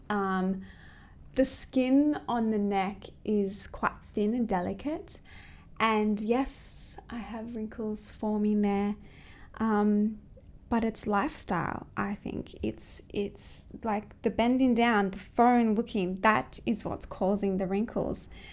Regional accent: close to Sydney, New South Wales, Australia; moved away as an adult; now in Hong Kong; I'm actually from Australia, close to Sydney

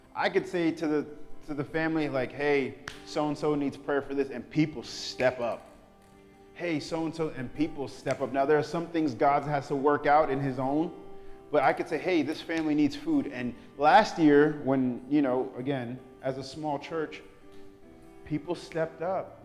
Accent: New York, United States; I'm from New York

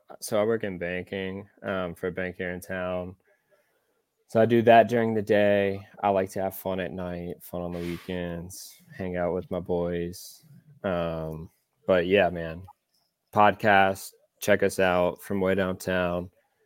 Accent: Birmingham, Alabama, United States; also born or lived in Austin, Texas; I'm from right here in beautiful Birmingham, Alabama. Obviously knew all you guys growing up, I guess from middle school and on. Went to Vestavia. I reside now in Cahaba Heights. I actually have lived outside of the state of Alabama, though. I lived in Austin, Texas for 1 year

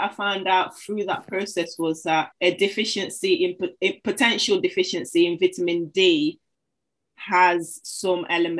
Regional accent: Zanzibar, Tanzania; now in United Kingdom; the food that we eat in England compared to the food that you'd eat back home. So I'm from Zanzibar and I always go on about it.

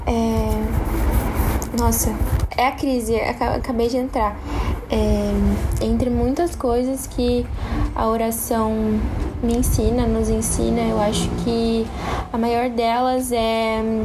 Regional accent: interior of São Paulo, Brazil; moved away as an adult; now in Balneário Camboriú, Brazil; eu sou do interior de São Paulo, bem no interior de São Paulo

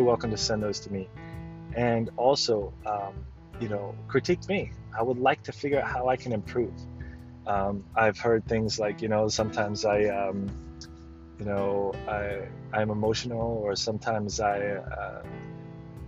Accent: the South, United States; I'm from the South, as you all know

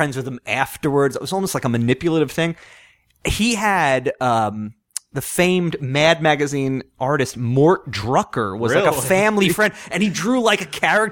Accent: Long Island, New York, United States; I grew up on Long Island.

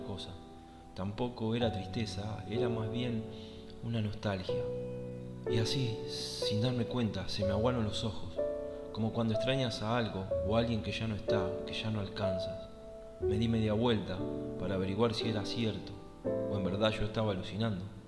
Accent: Argentina; soy de Argentina

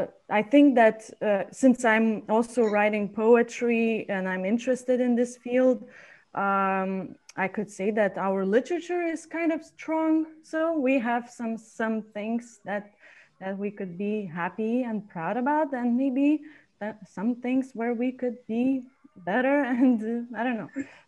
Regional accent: Lithuania; English is a second language; also born or lived in San Diego; I'm not from here. I'm from Lithuania.

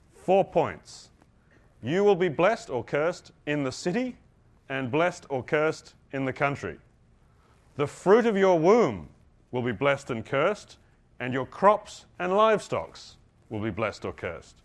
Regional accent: United Kingdom; I'm British

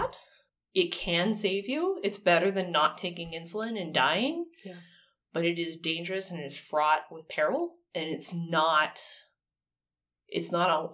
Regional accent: United States; first language English; I'm not okay as an American.

